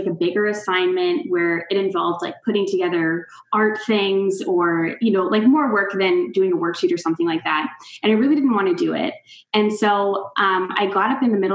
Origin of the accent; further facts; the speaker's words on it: Wichita, Kansas, United States; moved away as an adult; now in Toronto, Canada; I am actually from Kansas, Wichita, Kansas. I'm like the quintessential Midwesterner.